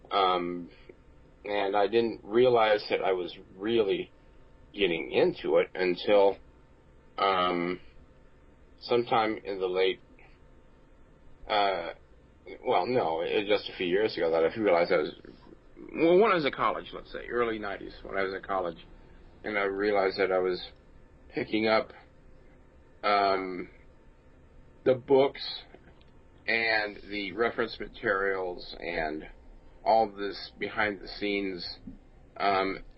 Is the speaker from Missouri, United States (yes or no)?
yes; Lee's Summit, Missouri, United States; I grew up here in Kansas City area